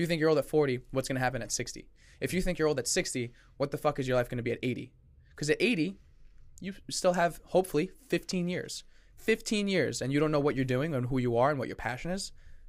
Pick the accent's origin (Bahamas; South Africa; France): France; English is a second language; I'm still learning English because I'm from France.